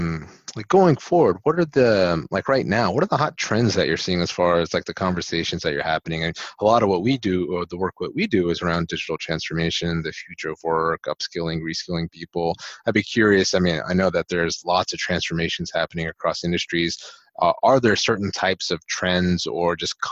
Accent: United States; I grew up in the States.

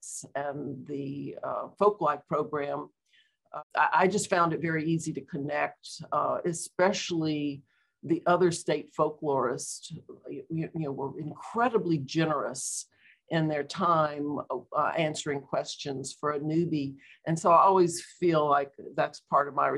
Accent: Baton Rouge, Louisiana, United States; also born or lived in New Orleans; I'm a native Louisianan. I was born in New Orleans and raised in Baton Rouge

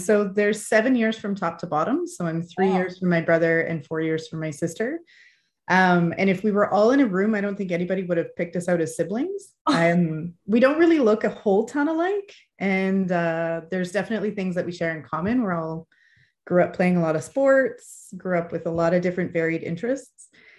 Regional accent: Fergus, Ontario, Canada; also born or lived in Hamilton / St. John's / Ottawa; So I'm Canadian. I grew up in Canada, but we moved around a fair bit. So I lived in Hamilton, in St. John's, Newfoundland, in Ottawa. I did my middle school and high school in a small town in Ontario called Fergus.

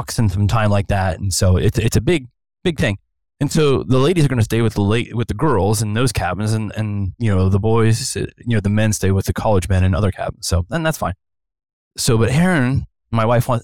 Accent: Ohio, United States; now in Santa Clarita, United States; born and raised in Ohio

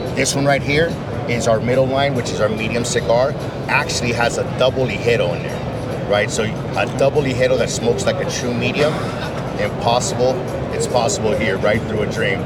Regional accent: California, United States; We're from California. We're a couple of guys from California

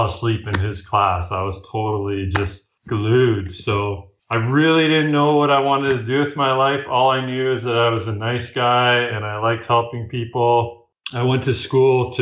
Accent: Leamington, Ontario, Canada; moved away as an adult; also born or lived in Vancouver, British Columbia / Arctic; now in Owen Sound, Canada; I'm originally from a town called Leamington, Ontario. It's the most southern point of Canada.

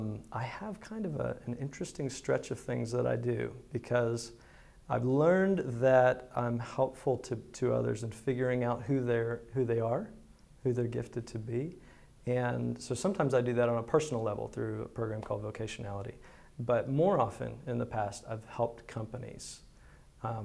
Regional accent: Greenville, United States; I was not born in Greenville, but I don't remember living anywhere else. My family moved to Greenville.

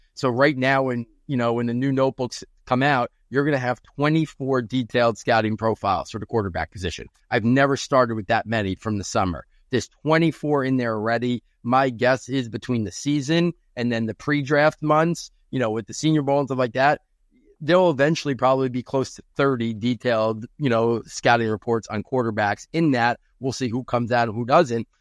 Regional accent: New York, United States; my hometown here in New York

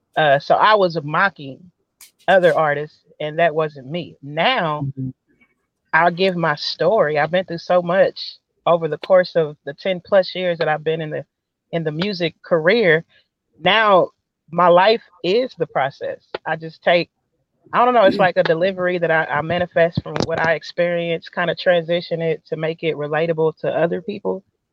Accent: Kansas City, Missouri, United States; Kansas City, baby.

